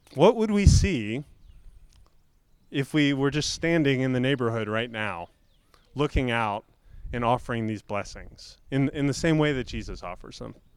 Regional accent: Florida, United States; I grew up in Florida where, where mostly below sea level

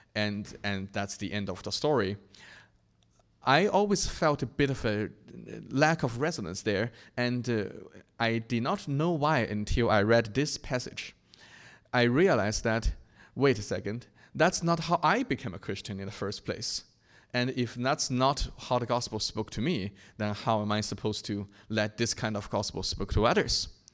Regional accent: China; my hometown in China

